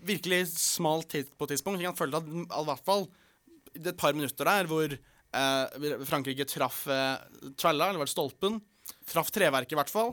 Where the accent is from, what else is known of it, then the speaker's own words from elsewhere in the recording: Oslo, Norway; en fra Oslo